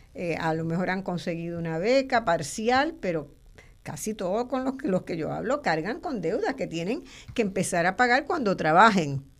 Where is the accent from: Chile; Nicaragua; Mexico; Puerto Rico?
Puerto Rico